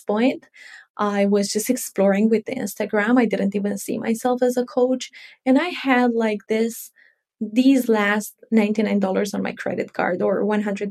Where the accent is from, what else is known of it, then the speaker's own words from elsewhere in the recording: Romania; I am from Romania.